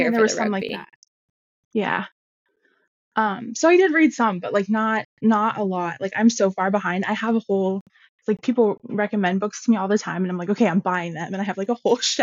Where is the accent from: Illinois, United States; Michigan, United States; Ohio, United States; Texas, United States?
Ohio, United States; moved away as an adult; also born or lived in Denver / Seattle; I'm from Ohio, but I moved all over and grew up here, and I came back here